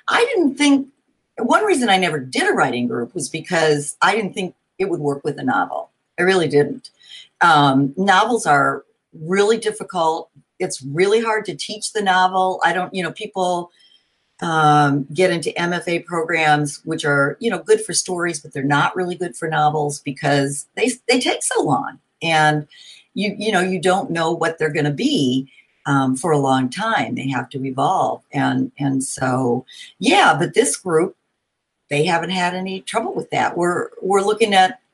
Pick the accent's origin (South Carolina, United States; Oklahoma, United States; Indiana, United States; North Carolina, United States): Indiana, United States; Hammond; moved away as an adult; also born or lived in Bloomington, Indiana; now in Indianapolis, United States; I grew up in Hammond, Indiana, up near Chicago.